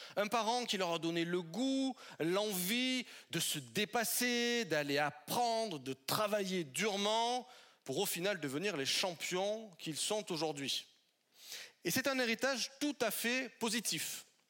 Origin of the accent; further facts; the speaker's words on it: southern French Alps, France; now in Paris, France; de là où je suis originaire, dans le sud des Alpes de la France